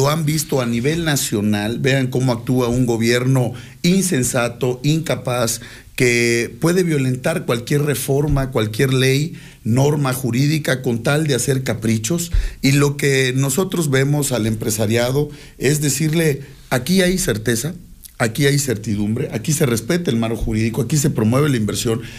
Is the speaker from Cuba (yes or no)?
no; Mexico; somos mexicanos.